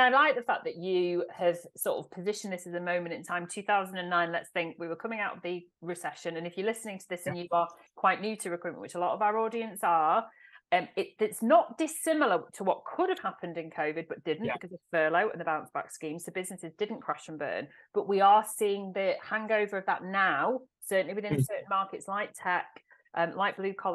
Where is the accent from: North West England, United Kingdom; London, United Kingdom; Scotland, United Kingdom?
North West England, United Kingdom; Manchester; my hometown in Manchester